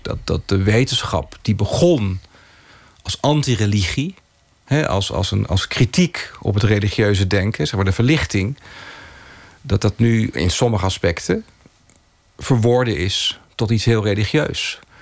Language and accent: Dutch; Oegstgeest, South Holland, Netherlands; ik ben opgegroeid in Oesgeest